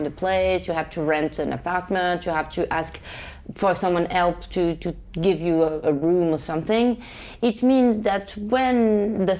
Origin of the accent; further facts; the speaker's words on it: Rabat, Rabat-Salé-Kénitra, Morocco; I grew up in Rabat, the capital of Morocco